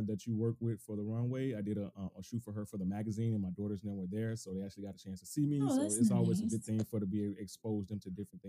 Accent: the South, United States; now in Bay Area, United States; I'm from the South, so it's totally different in the South

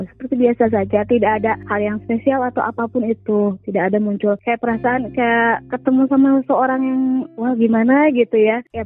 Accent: Sumedang, West Java, Indonesia; saya seorang ibu rumah tangga, uh, saya dari Sumedang.

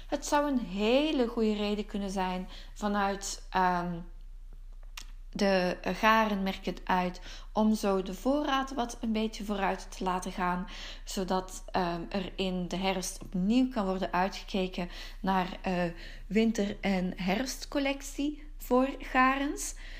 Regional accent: Antwerp, Flanders, Belgium; Park den Brand in Wilrijk bij Antwerpen. Waarom? Het is mijn geboortegrond. Eh, Park de Brand is het park van mijn jeugd.

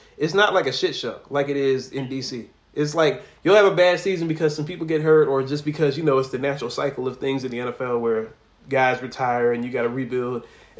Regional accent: Maryland, United States; I went to school in Baltimore. I'm obviously from Maryland, you know, so Baltimore got a special place in my heart.

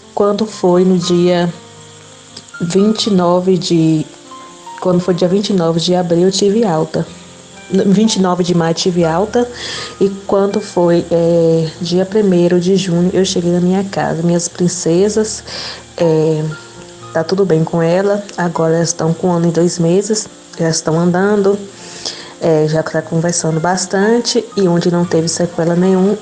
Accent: Livramento de Nossa Senhora, Bahia, Brazil; eu não era de Vitória da Conquista, sou de Livramento

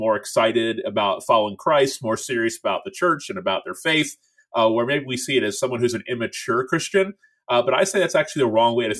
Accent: Tallahassee, Florida, United States; I'm a pastor in my hometown where I grew up in Tallahassee, Florida

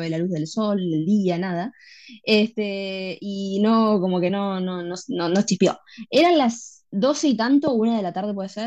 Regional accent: Argentina; Y yo obviamente soy argent

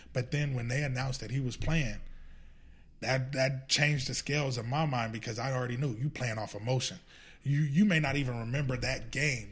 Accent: Los Angeles, California, United States; I grew up around Dorsey

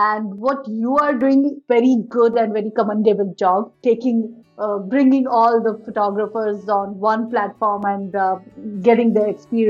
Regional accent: Jaipur, Rajasthan, India; also born or lived in Maharashtra; now in Pune, India; I am from Rajasthan and I live right now, I'm living in Maharashtra. So I am from Jaipur, which is capital of Rajasthan.

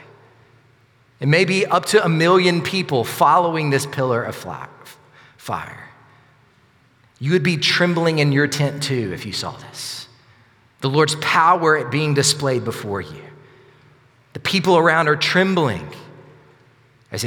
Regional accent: Sylacauga, Alabama, United States; also born or lived in Northport, Alabama; I grew up in Sylacauga, but after I graduated high school, my parents moved to Northport

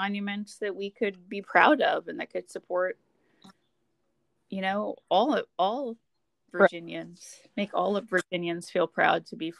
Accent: the South, United States; when you are proud of being a Southerner, it's easier to change the narrative to something that feels more comfortable than to accept that I come from a place and a people and a tradition who got

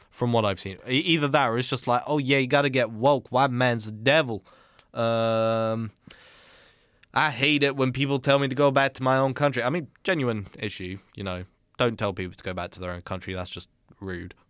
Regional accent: United Kingdom; as a British person who's never been to America

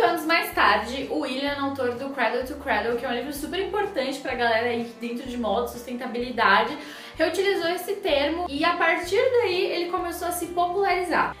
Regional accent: Rio Grande do Sul, Brazil; moved away; da minha terrinha do coração

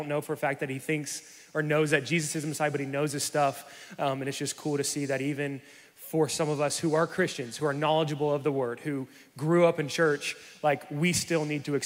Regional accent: the South, United States; Growing up in the South, going to church

